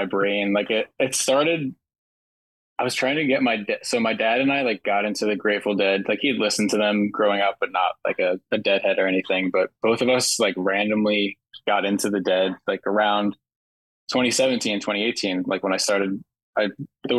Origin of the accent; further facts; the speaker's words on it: Jersey Shore, New Jersey, United States; living at the Jersey Shore